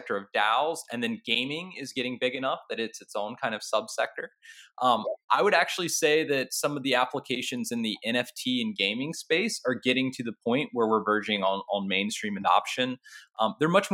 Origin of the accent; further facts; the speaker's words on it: North Carolina, United States; I grew up in North Carolina